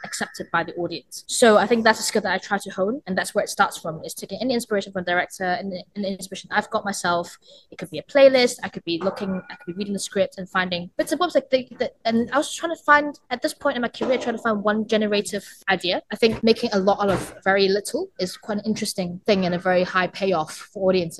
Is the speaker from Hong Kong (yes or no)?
yes; Hong Kong; moved away as an adult; now in United Kingdom; I grew up in Hong Kong and had a percussion teacher